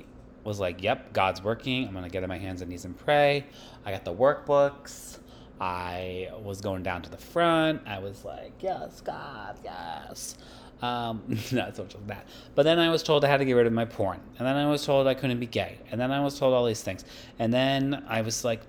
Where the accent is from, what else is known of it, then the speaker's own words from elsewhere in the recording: Massachusetts, United States; where I grew up in Massachusetts